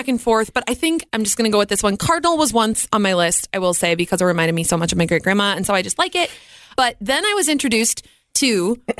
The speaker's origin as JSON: {"language": "English", "town": "Red Wing", "region": "Minnesota", "country": "United States", "said": "I'm from Red Wing, Minnesota, and we're right next to this big casino"}